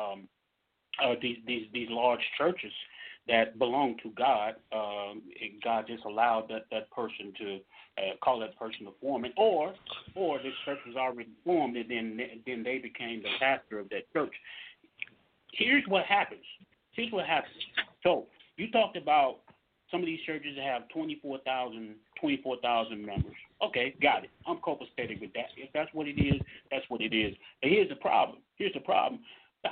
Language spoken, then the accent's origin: English; Mississippi, United States; I'm from Mississippi